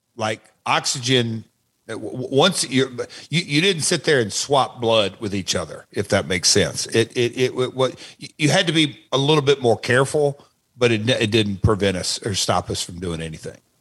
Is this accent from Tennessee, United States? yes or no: yes; Nashville, Tennessee, United States; my hometown, Nashville